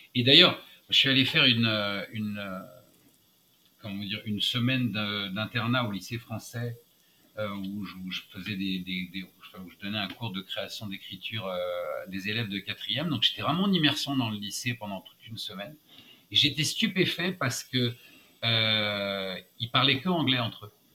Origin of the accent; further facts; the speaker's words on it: France; moved away as an adult; now in New York, United States; je suis un Français qui a le passeport américain